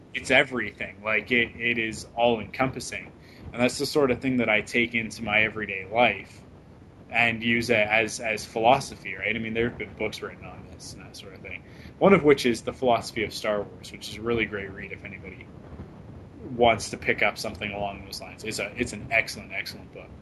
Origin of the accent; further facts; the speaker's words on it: Vancouver, British Columbia, Canada; my hometown right now. They're in Vancouver